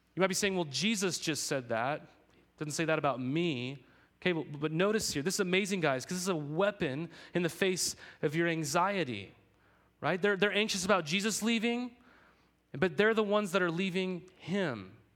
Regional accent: United States; I'm an American, okay? I'm a citizen of this country.

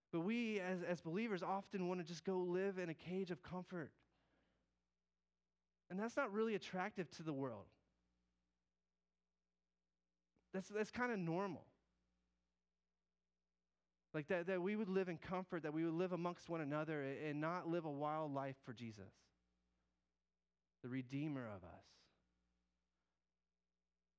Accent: the South, United States; I might say that country, tern, because I'm from the South

